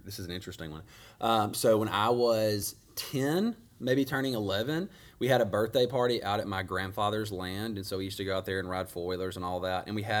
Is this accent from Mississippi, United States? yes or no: yes; Grenada, Mississippi, United States; I think I was born in Grenada. I assume I was.